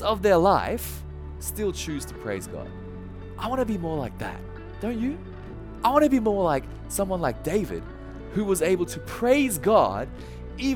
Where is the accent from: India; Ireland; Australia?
Australia; now in Japan; although I'm Australian, I live in Japan.